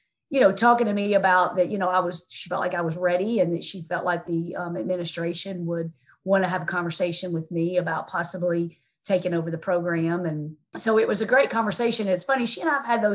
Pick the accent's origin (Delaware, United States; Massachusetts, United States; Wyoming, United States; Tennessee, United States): Tennessee, United States; moved away as an adult; also born or lived in St. Louis; She and I grew up together actually in Tennessee